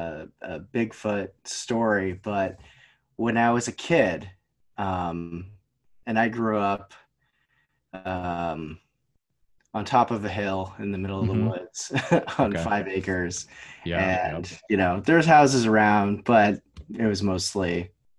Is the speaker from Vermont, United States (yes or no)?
yes; Vermont, United States; I'm from Vermont. I grew up here.